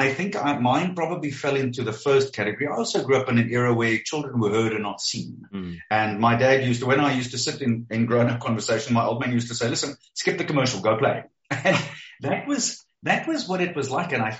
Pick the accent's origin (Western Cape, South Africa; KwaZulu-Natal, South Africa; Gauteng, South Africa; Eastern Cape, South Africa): Gauteng, South Africa; Springs; I was 14 years old when I delivered the Springs Advertiser